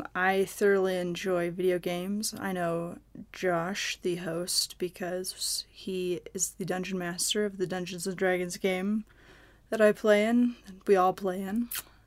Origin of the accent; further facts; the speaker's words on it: Seattle, Washington, United States; moved away; I'm originally from Seattle, Washington